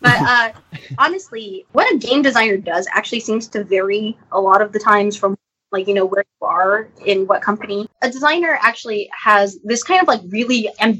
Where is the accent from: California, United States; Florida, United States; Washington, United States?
California, United States; Like, I grew up in the Bay Area, and this is like video game headquarters, basically.